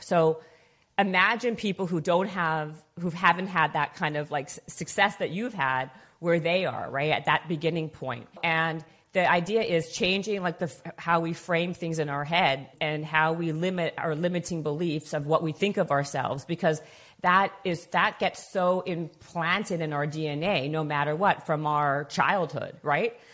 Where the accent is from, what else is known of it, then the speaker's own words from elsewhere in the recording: Canada; moved away as an adult; now in Los Angeles, United States; I'm from Canadian